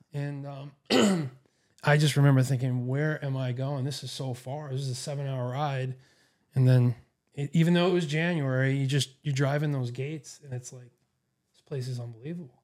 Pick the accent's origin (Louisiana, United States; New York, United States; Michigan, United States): New York, United States; New York City; moved away as an adult; also born or lived in Boston, Massachusetts; now in Erie, United States; I grew up in New York City area in Queens